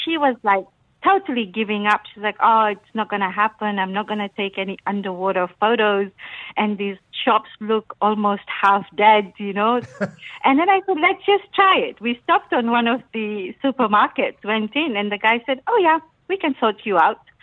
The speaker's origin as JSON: {"language": "English", "country": "Fiji", "tie": "born or raised there", "moved": "yes", "said": "I come from Fiji, so we had private road um, on the island"}